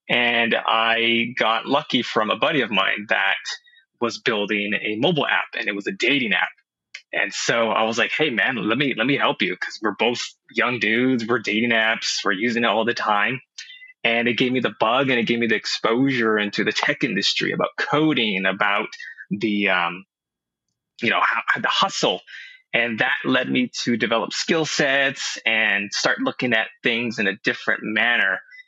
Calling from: Los Angeles, California, United States; I'm coming in from Los Angeles.

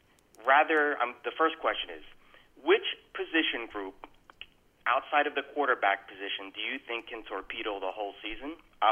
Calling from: Texas, United States; Hey, guys. This is … from Texas.

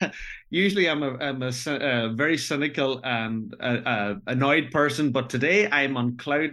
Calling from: County Donegal, Ireland; I'm calling from County Donegal in the northwest of Ireland.

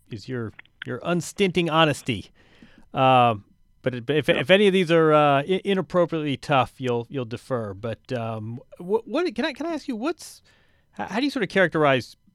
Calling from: New York, United States; In New York. Headed out tomorrow.

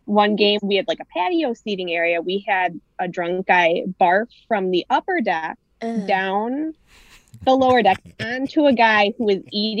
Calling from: Milwaukee, Wisconsin, United States; I'm in Milwaukee.

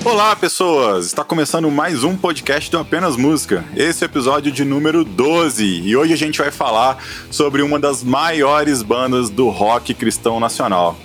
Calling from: Belo Horizonte, Minas Gerais, Brazil; eu falo de Belo Horizonte

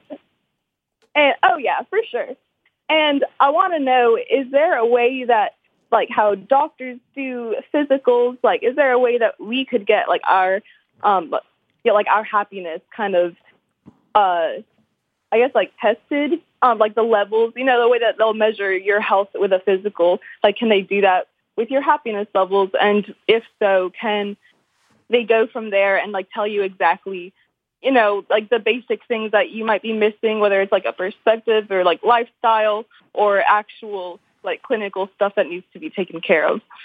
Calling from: Murfreesboro, Tennessee, United States; Calling from Tennessee

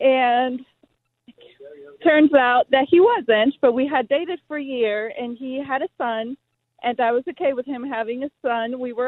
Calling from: Charlottesville, Virginia, United States; I'm calling from Charlottesville, Virginia.

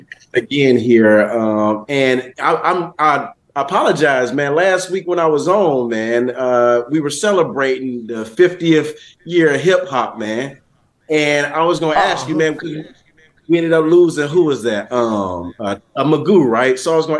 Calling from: Portsmouth, Virginia, United States; Oh, actually, man, I'm in Virginia right now, Portsmouth, Virginia, man.

